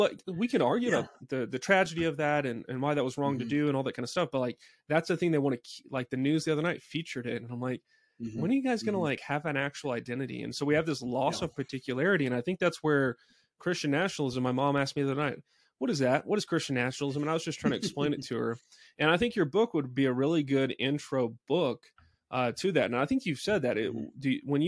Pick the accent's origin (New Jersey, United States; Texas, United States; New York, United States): Texas, United States; now in Colorado, United States; I come from Texas. Texas has a great regional identity